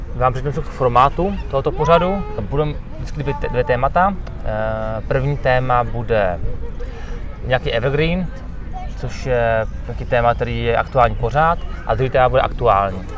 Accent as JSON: {"language": "Czech", "country": "Czechia"}